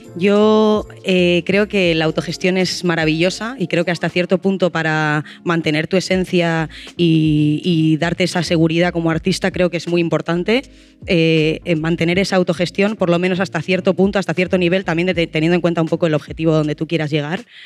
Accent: Bilbao, Basque Country, Spain; soy de Bilbao.

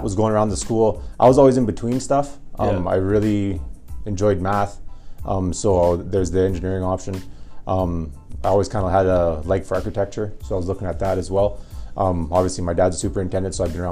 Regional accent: Edmonton, Alberta, Canada; also born or lived in Peace River, Alberta; I grew up in Millwoods.

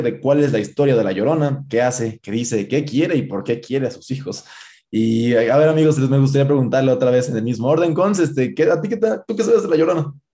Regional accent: Guanajuato, Mexico; yo que soy de Guanajuato, a mí me inculcaron este, con las partes de las momias de Guanajuato

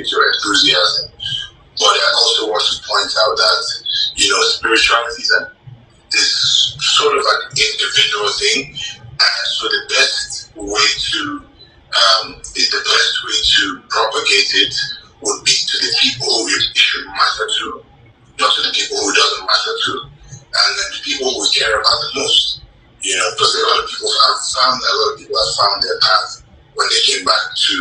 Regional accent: Nigeria; moved away as an adult; also born or lived in United States / Canada; I'm Nigerian, Igbo

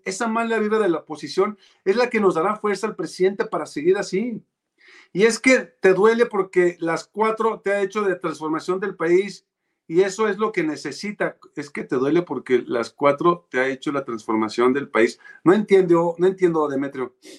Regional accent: Mexico

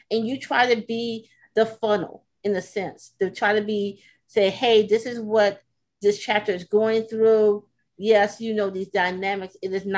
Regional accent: the South, United States; again, I'm from the South.

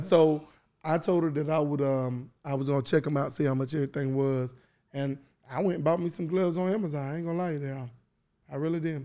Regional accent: North Carolina, United States; now in Atlanta, United States; I'm from North Carolina

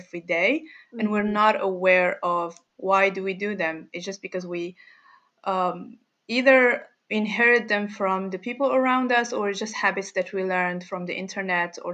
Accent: Morocco; I'm from Morocco.

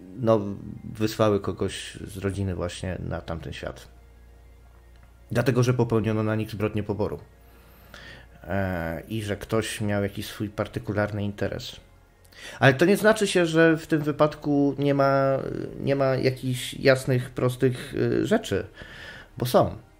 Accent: Silesian Voivodeship, Poland; jestem Ślązakiem. W moich rodzinnych stronach

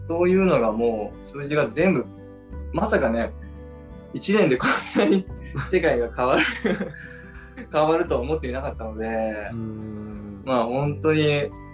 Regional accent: Tokyo, Japan; moved away as an adult; now in Niseko, Japan; 僕はですねもともと東京出身で

